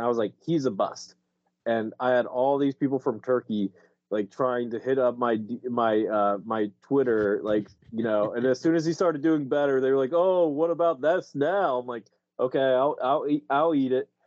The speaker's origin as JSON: {"language": "English", "region": "Delaware", "country": "United States", "tie": "born or raised there", "moved": "yes", "said": "I, am from Delaware. I grew up in Delaware"}